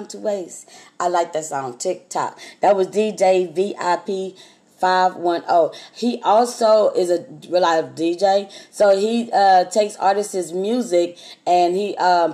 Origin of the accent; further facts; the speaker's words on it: Texas, United States; I'm from Texas